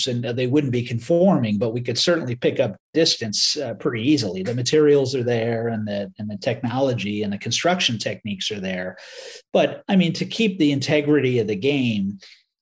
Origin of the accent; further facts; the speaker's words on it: Southern Connecticut, United States; I grew up in Connecticut, in Southern Connecticut